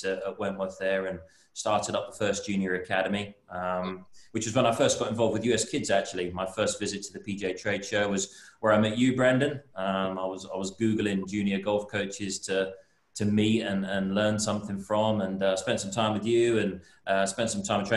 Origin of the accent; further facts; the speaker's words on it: London, United Kingdom; I'm from London, England.